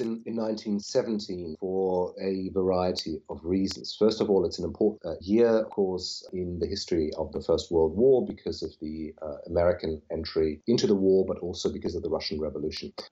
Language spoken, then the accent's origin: English; Berlin, Germany; moved away as an adult; also born or lived in Oxford, United Kingdom; now in Dublin, Ireland; I'm originally from Berlin, Germany, and I moved to the UK uh, in 2000, I think, to do my PhD at Oxford